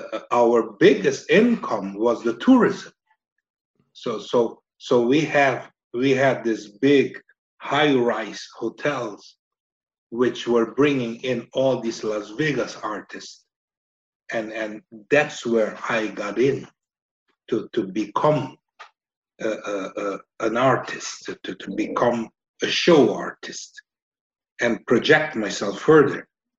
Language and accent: English; Aruba; moved away as an adult; also born or lived in Estonia; So on Aruba, growing on the island